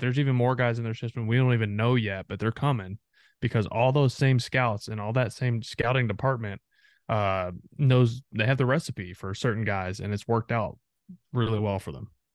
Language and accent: English; three hours from Arlington, Texas, United States; I grew up three hours from, from Arlington